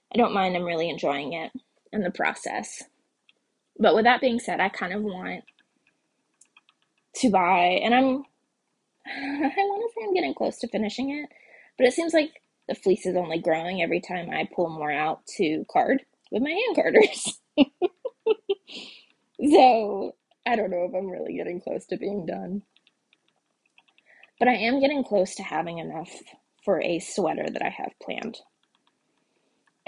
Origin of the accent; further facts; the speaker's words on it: Texas, United States; moved away; I'm from Texas